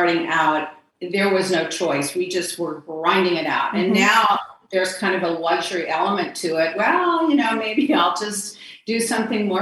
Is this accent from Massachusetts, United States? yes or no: no; Texas, United States; moved away as an adult; also born or lived in Miami / Puerto Rico / Palm Beach; I'm from Texas, and I had an office in Dallas, Houston, San Antonio